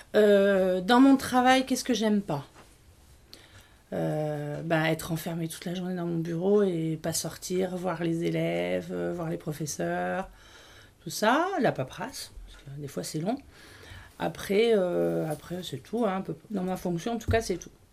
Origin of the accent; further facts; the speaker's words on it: Grenoble, Auvergne-Rhône-Alpes, France; moved away; je suis née à Grenoble.